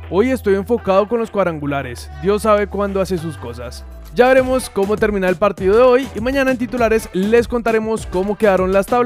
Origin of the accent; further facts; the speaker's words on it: Antioquia, Colombia; soy colombiano y antioqueño de pura cepa.